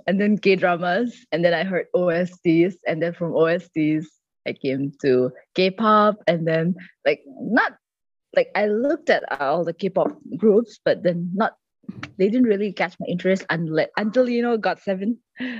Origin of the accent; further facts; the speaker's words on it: India; And then I'm from India.